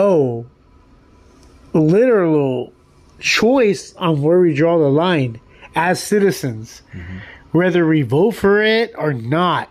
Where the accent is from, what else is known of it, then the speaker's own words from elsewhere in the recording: United States; being an American